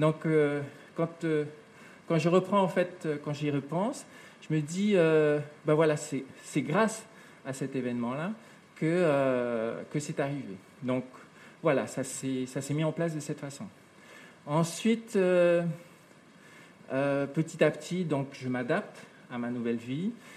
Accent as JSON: {"language": "French", "town": "Papeete", "country": "French Polynesia", "tie": "born or raised there", "also_born_or_lived": "New Caledonia", "said": "quand je suis arrivé en, Polynésie, avec, avec ma maman"}